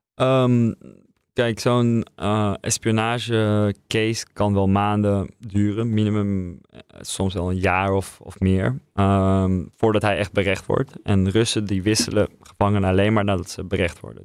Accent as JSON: {"language": "Dutch", "country": "Netherlands", "also_born_or_lived": "Russia", "said": "als Nederlander, als journalist voor een Britse krant"}